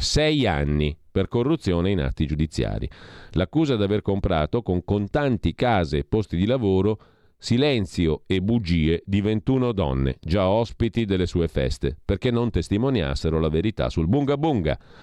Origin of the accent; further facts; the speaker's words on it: Lombardy, Italy; io sono lombardo